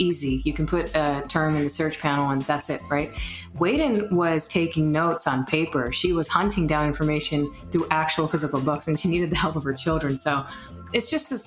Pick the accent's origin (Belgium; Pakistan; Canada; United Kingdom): Pakistan; northern Pakistan; I'm from Northern Pakistan